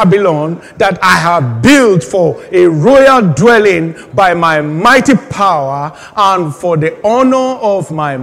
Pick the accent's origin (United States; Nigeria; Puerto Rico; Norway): Nigeria; moved away as an adult; now in United Kingdom; I just left Nigeria at that time, about 5 years